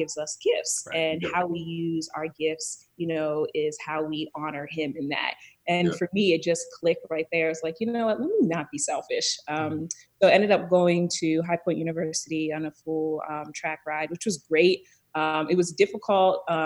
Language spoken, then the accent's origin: English; Columbia, Maryland, United States; I was born and raised in Columbia, Maryland, which is a planned community right outside of DC, in a suburb of Baltimore City